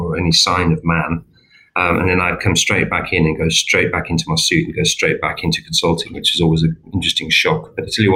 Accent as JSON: {"language": "English", "country": "South Africa", "tie": "born or raised there", "accent": "slight twang", "moved": "yes", "lives_now": "England, United Kingdom", "said": "some of you may have picked up a slight sort of twang to my accent. I originally was born in Southern Africa, in South Africa, although I've been in England for many years and I'm English"}